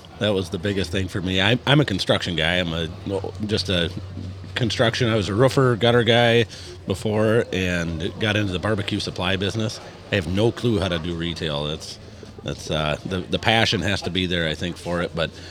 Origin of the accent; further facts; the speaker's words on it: Iowa, United States; now in Brainerd, United States; I am not from Brainerd. I've lived here the majority of my life. I'm from central eastern Iowa, about an hour east of Des Moines.